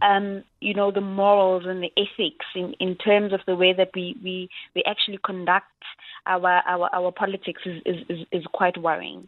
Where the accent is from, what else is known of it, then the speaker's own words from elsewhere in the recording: South Africa; as a South African